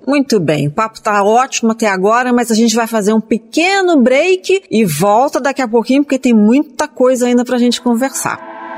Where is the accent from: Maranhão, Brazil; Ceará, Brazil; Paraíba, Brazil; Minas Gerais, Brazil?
Minas Gerais, Brazil; Eu sou mineira